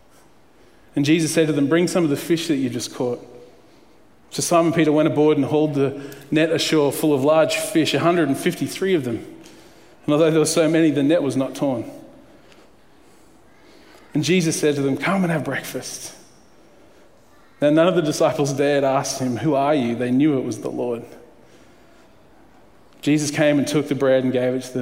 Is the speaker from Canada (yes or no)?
no; Queensland, Australia; I grew up in Queensland through the 80s